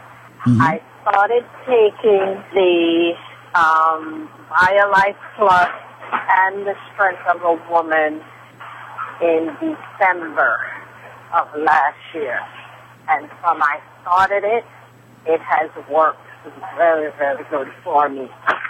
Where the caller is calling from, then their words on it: New York City, New York, United States; Yes, I am calling you from Queens, New York.